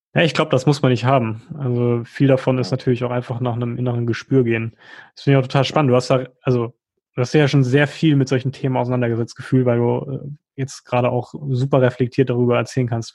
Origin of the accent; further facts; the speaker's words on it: Germany; bei uns in Deutschland